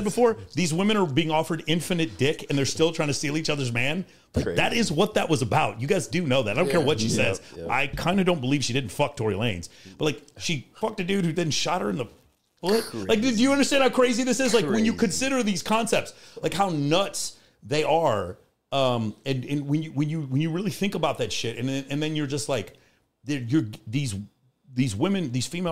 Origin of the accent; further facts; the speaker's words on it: Texas, United States; So I'm from Texas